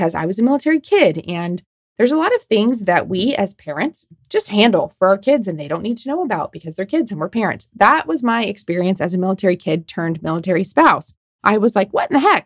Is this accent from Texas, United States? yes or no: no; Omaha, Nebraska, United States; Omaha, Nebraska, my hometown